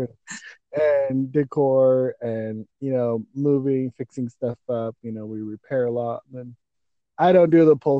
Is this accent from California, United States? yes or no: no; Portland, Oregon, United States; moved away as an adult; also born or lived in Hawaii; now in Boise, United States; I'm originally from Portland, Oregon. I grew up there. I moved away when I was 21.